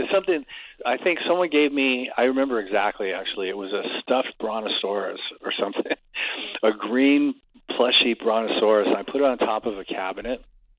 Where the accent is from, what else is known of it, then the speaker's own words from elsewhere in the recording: Stoke-on-Trent, West Midlands, United Kingdom; moved away; if I remember correctly. And, because that was my hometown. It was the first time I'd been back there in 40 years, and the only time I've ever played there, obviously.